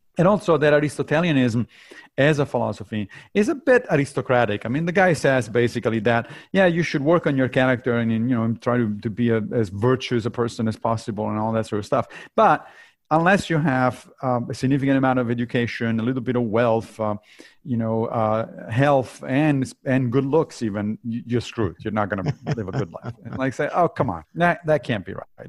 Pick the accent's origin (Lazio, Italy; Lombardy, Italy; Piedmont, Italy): Lazio, Italy; Rome; moved away; also born or lived in Monrovia, Liberia; my family moved back to Italy when I was very little, so I grew up in Rome